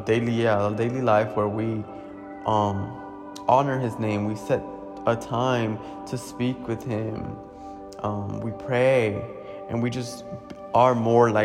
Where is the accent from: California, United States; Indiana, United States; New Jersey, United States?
New Jersey, United States; Paterson; I'm from Paterson, New Jersey